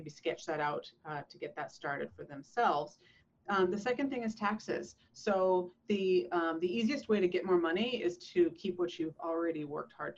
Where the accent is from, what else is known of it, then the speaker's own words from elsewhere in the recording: Canada; now in San Diego, United States; I moved from Canada. I'm a Canadian